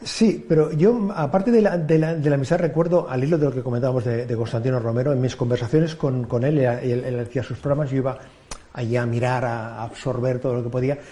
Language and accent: Spanish; Sant Adrià de Besòs, Catalonia, Spain; empecé a hacer radio en la población donde yo nací, en Santa Adrià de Besos